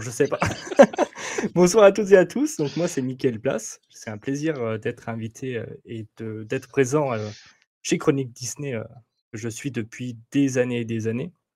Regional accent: Roanne, Auvergne-Rhône-Alpes, France; je suis d'Auvergne-Rhône-Alpes. Je ne suis pas lyonnais, je suis, je suis rouennais, de Rouen, voilà, dans la Loire. Donc, je suis fier d'être rouennais

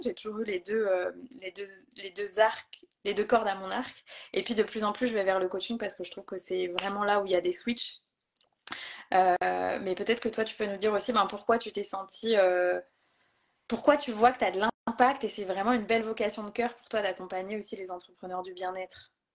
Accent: Brittany, France; moved away as an adult; now in Vannes, France; Je vis à Vannes, en Bretagne, près de là où j'ai grandi

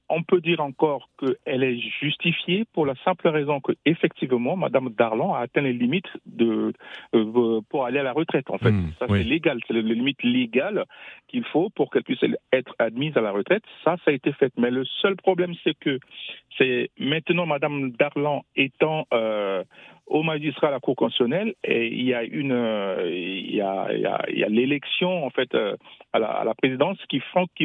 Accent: Central African Republic; je suis centrafricain

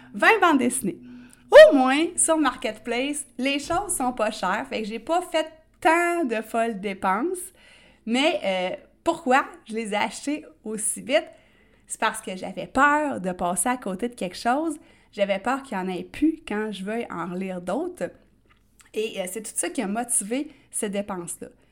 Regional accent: Quebec, Canada; accent: Québécois; comme on dit en bon québécois

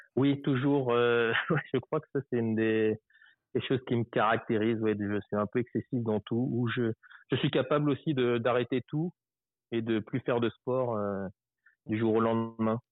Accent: Paris region, Île-de-France, France; je suis français. Euh, mmh. je suis né en 1978. Aujourd'hui, j'habite en, bah, j'ai toujours quasiment habité en région parisienne

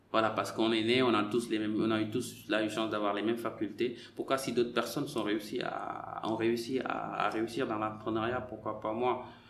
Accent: Senegal; moved away as an adult; also born or lived in Marseille; moi j'ai quitté le Sénégal, j'avais 18 ans

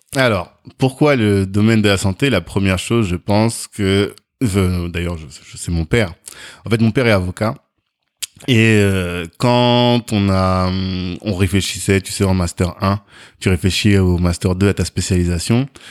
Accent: Orléans, Centre-Val de Loire, France; also born or lived in Africa (born) / Versailles; j'ai grandi en, en, France, je suis né en Afrique, mhm. mais je suis venu ici, j'étais tout petit, j'avais genre 16 euh, mois ou 18 mois

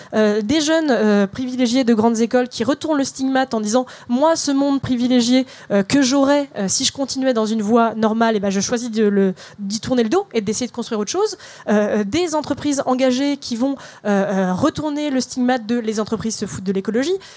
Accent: Melun, Île-de-France, France; moi j'ai grandi euh, à Melun en passant toute ma scolarité dans des ZEP.

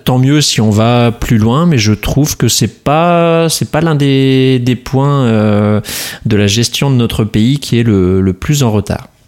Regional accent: France; nous avons, en tant que Français

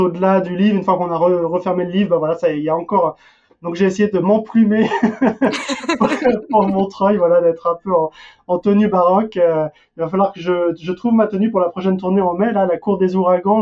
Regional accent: France; also born or lived in Denmark; now in United States; j'ai beau vivre aux États-Unis, je suis français, imprégné de culture française

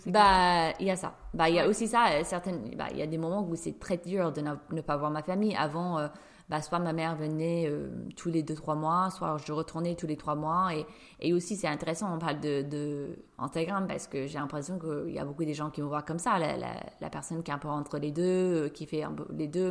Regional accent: New York, United States; now in Paris, France; je suis une Américaine de New York qui vit à Paris

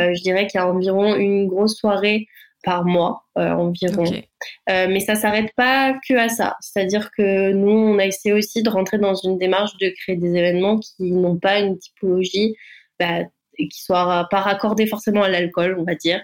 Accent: Vendée, Pays de la Loire, France; moved away as an adult; now in Bordeaux, France; je suis originaire de Vendée et je suis arrivée en études supérieures donc sur Bordeaux

